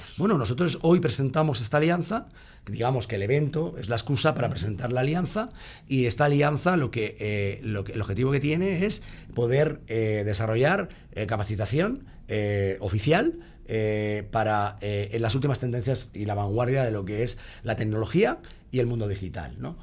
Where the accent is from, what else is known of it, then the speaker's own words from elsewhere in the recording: Basque Country, Spain; yo, soy, vasco